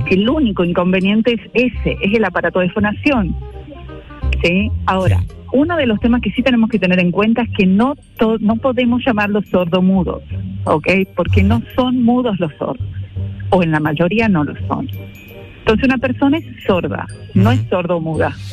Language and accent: Spanish; Mendoza, Argentina; now in San Pedro Sula, Honduras; Eh, de Argentina. De Argentina.